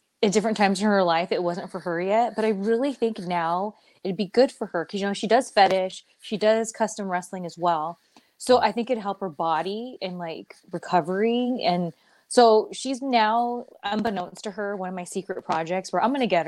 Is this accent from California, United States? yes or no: yes; Southern California, United States; I'm from SoCal